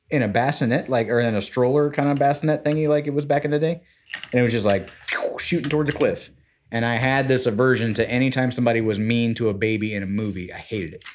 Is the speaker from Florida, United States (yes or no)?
yes; Florida, United States; we're both from Florida